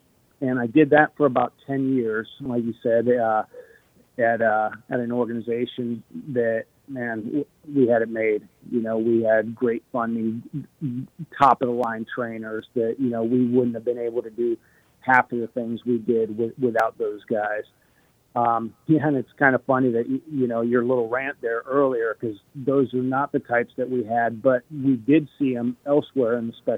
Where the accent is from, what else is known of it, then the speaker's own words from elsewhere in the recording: Arizona, United States; also born or lived in Connecticut; I was born in Connecticut. Then, we bounced around different countries, different states. Arizona was kind of home for me. That's where I graduated high school.